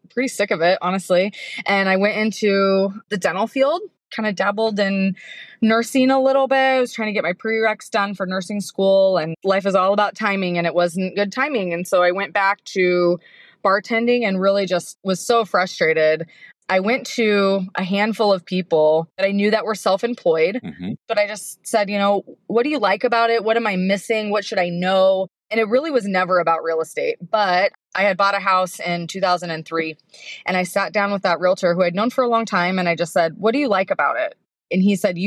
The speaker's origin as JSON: {"language": "English", "town": "Portland", "region": "Oregon", "country": "United States", "tie": "born or raised there", "said": "I grew up in Portland."}